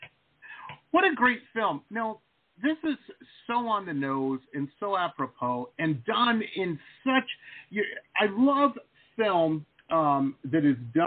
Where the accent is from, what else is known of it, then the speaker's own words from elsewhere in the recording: Detroit, Michigan, United States; now in South Florida, United States; I grew up in Metro Detroit.